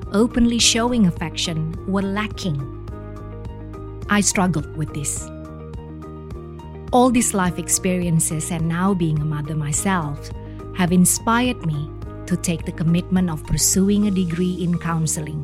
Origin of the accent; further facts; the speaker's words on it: Indonesia; moved away; I grew up in Indonesia